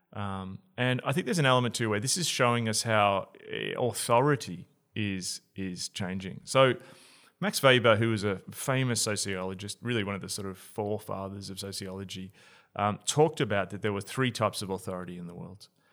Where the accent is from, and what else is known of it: Australia